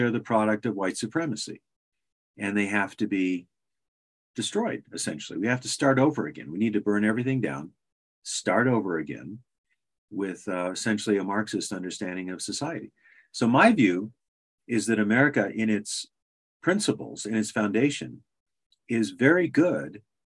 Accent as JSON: {"language": "English", "region": "Alaska", "country": "United States", "tie": "born or raised there", "said": "I was born in Alaska in 1957, 2 years before it became a state. So I'm a native Alaskan."}